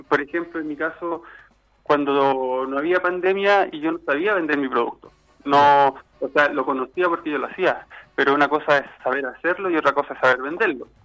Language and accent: Spanish; Chile; como chileno digo yo, siempre tiene esa llegada con la gente